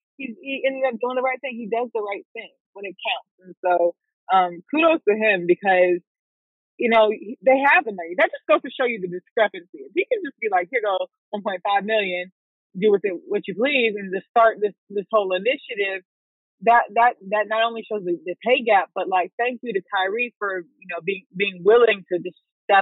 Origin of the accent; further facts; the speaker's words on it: Raleigh, North Carolina, United States; I'm from Raleigh